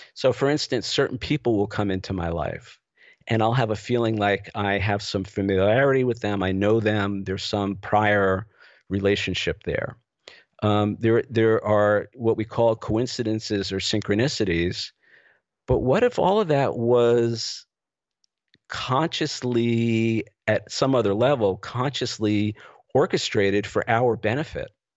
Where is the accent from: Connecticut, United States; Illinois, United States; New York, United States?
New York, United States; New York City; moved away as an adult; also born or lived in Los Angeles; I grew up in the New York City area